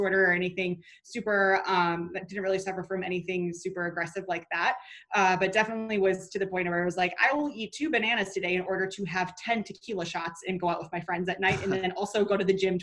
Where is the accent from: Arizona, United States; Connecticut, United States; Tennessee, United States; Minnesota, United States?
Minnesota, United States; moved away as an adult; now in North Carolina, United States; where I grew up in Minnesota, currently in North Carolina